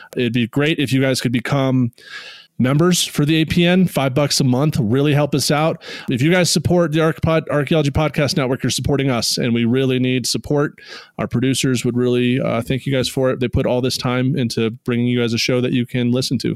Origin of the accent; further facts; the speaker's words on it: outside DC, Virginia, United States; also born or lived in New Mexico / Oregon; I was born in New Mexico in a colony of Spain, then moved to a, the Russian colony of Oregon and then yeah to the, the english colony of, virginia but uh, growing up outside of dc